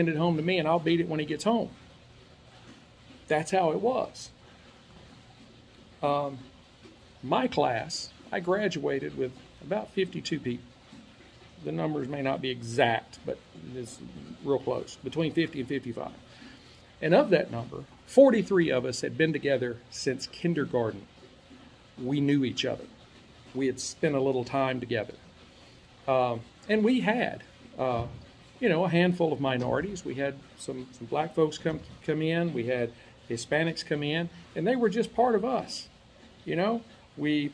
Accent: Northeast Arkansas, United States; also born or lived in Columbia, Tennessee / Staten Island, New York; now in Dallas-Fort Worth, United States; The small town I grew up in Northeast Arkansas

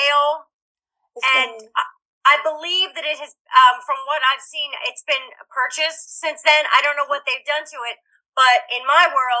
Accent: Woodland, United States; There were some similarities because I grew up in Woodland. I spent my summer tagging along with my sister, who probably thought I was a pest, on my bike, and we would just steady cross the ferry.

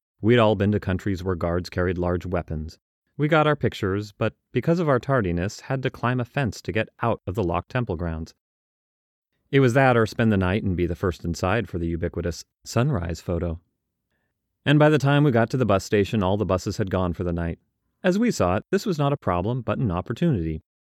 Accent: Australia; Fools, don't they know I'm Australian?

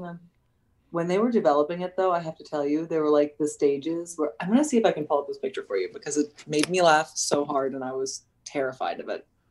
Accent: United States; also born or lived in United Kingdom; I'm probably the first American actor who's been hired to play a British character

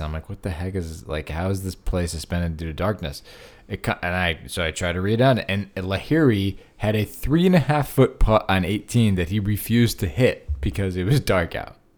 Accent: Connecticut, United States; where I grew up in Connecticut

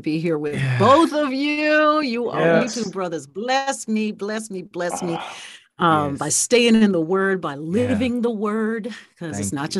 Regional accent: Baltimore, Maryland, United States; I grew up in Baltimore, and I grew up in a church where we were churched. We went to a church in Walbrook Junction in Baltimore, and I was the church organist.

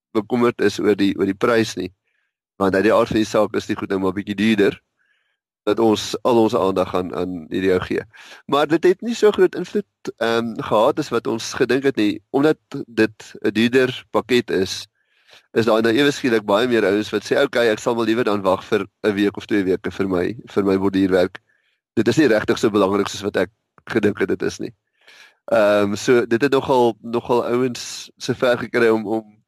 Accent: Witbank, Mpumalanga, South Africa; now in Pretoria, South Africa; Ek het uh, in Witbank groot geword in 'n tegniese hoërskool, Witbank Tegnies

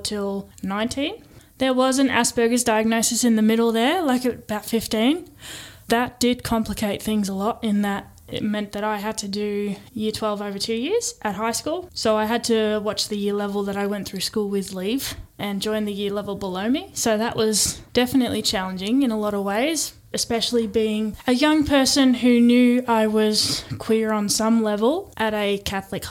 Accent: Stawell, Victoria, Australia; moved away as an adult; also born or lived in East Melbourne, Victoria; when I was growing up there

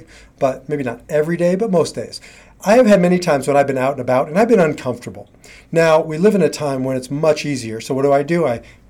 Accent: Nebraska, United States; moved away; I grew up in Nebraska

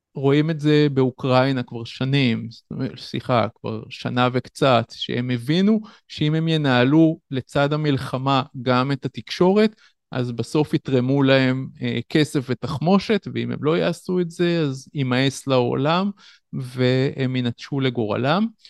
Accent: Tel Yosef, Northern District, Israel; במקום שבו גדלתי, בקיבוץ תל יוסף

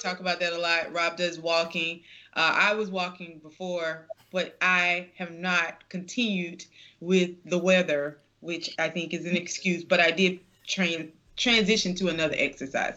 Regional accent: the South, United States; growing up in the South

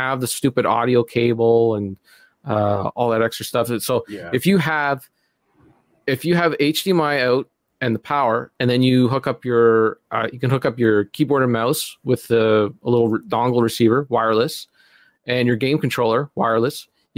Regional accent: Canada; Well, I'm not American, so

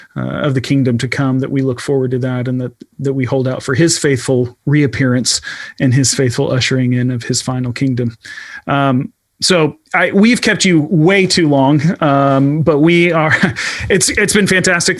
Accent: United States; I, as an American

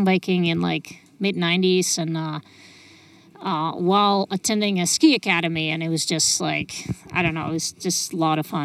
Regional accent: Czechia; moved away as an adult; also born or lived in Lake Tahoe, California; I grew up in the Czech Republic

